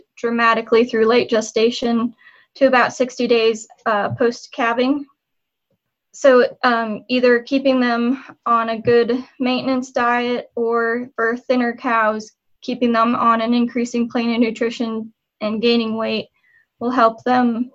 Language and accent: English; eastern Nebraska, United States; also born or lived in Texas; I'm originally from Nebraska. I grew up on the eastern half of the state.